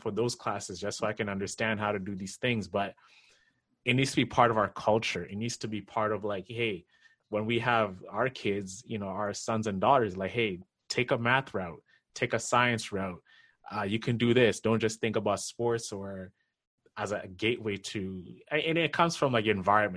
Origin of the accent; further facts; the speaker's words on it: Kenya; now in North America; me coming from Kenya